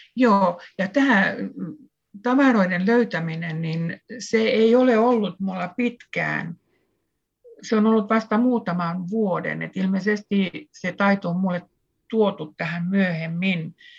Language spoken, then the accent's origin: Finnish; Southwest Finland, Finland; samalta suunnalta saaristosta kuin minäkin olen kotoisin